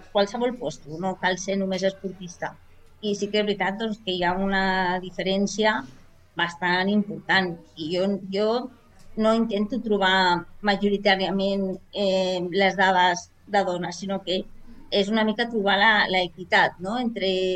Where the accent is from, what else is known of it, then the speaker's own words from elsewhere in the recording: Barberà del Vallès, Catalonia, Spain; soc d'aquí de Barberà, de tota la vida